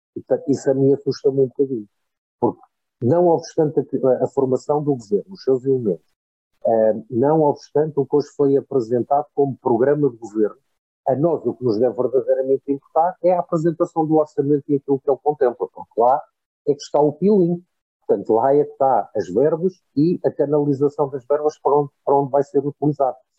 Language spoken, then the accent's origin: Portuguese; Portugal; como português